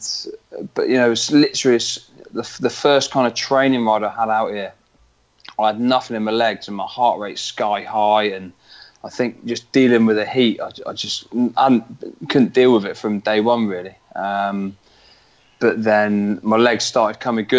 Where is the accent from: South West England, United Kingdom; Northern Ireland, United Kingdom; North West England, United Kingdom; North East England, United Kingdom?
South West England, United Kingdom; Weymouth; I'm from Weymouth in southwest England